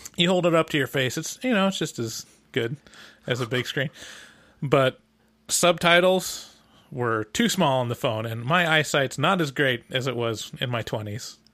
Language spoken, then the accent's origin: English; United States; as an American